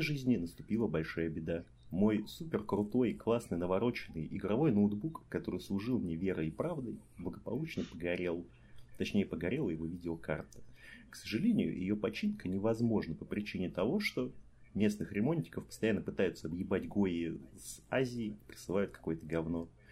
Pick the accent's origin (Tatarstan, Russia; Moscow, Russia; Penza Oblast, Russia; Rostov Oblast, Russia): Rostov Oblast, Russia; Rostov-on-Don; now in Kaliningrad, Russia; Я обычный ростовский парень